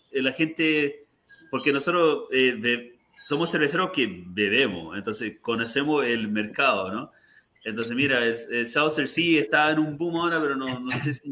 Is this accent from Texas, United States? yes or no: no; Miami, Florida, United States; Eh, somos todos nosotros de Miami, entonces distintas partes del mundo, ¿no? Pero la mayoría latino.